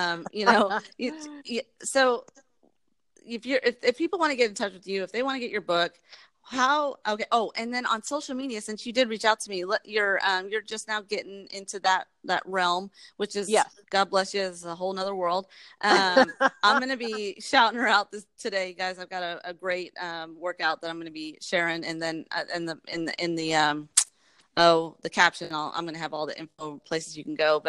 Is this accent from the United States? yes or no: yes; Texas, United States; also born or lived in New York / Germantown, Tennessee; we moved to Texas